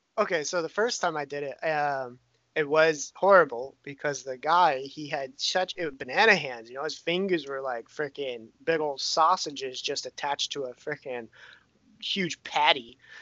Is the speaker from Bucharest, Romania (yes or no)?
yes; Bucharest, Romania; born there; I was born in Romania, Bucharest, the capital of Romania.